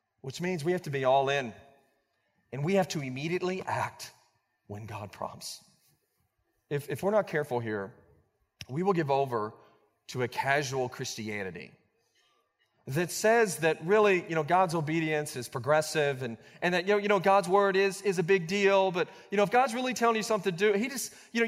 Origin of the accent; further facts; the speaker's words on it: Blanchard, Oklahoma, United States; When I was 16 years old, I was growing up in Blanchard, Oklahoma.